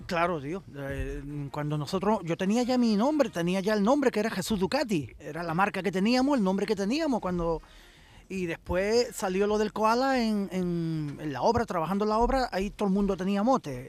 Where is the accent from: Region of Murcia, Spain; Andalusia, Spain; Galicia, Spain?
Andalusia, Spain; Rincón de la Victoria; Yo soy de Rincón de la Victoria.